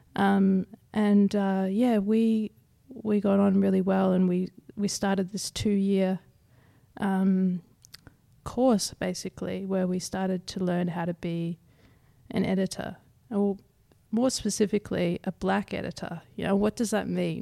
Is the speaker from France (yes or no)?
no; South East Queensland, Australia; grew up in South East Queensland, so I've never been too far away from country